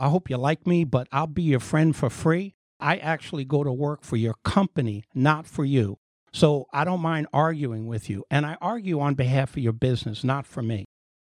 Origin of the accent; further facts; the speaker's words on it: Bronx, New York, United States; born there; now in Florida, United States; Well, like most Floridians, I'm from New York. I was born in the Bronx, but I have been in business here and in Florida since 1986.